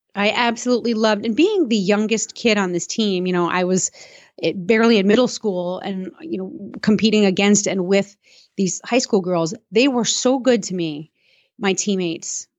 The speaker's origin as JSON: {"language": "English", "town": "Suffern", "region": "New York", "country": "United States", "tie": "born or raised there", "said": "I was born in Suffern, New York"}